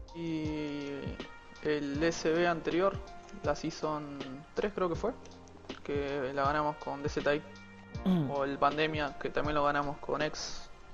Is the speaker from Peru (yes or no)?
no; Zárate, Buenos Aires Province, Argentina; tengo 18 años y soy de zona norte, Zárate